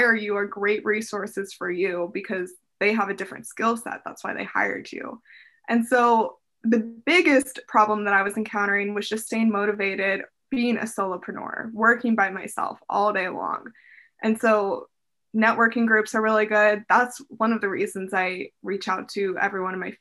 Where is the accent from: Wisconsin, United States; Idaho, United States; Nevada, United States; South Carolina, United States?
Nevada, United States; Las Vegas; moved away as an adult; now in Seattle, United States; I grew up in Vegas.